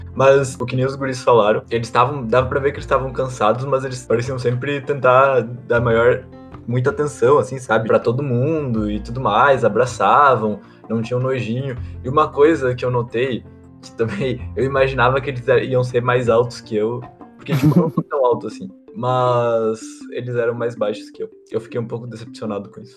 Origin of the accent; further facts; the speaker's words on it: Brazil; eu sou de Aguarão, lá não tem essas coisas